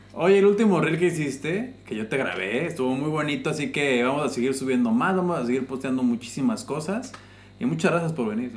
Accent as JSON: {"language": "Spanish", "country": "Mexico", "moved": "yes", "lives_now": "Qatar", "said": "Yo llegué y éramos 250 mexicanos"}